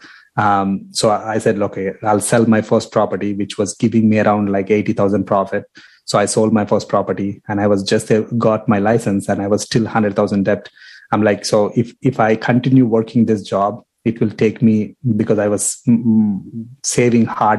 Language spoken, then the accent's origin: English; India; moved away as an adult; also born or lived in Toronto, Canada; now in Windsor, Canada; Born and raised in India. Came here as a student in 2012.